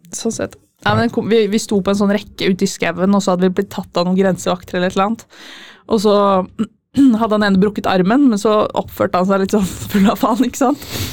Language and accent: Norwegian; Fredrikstad, Østfold, Norway; now in Trondheim, Norway; jeg kommer fra Fredrikstad.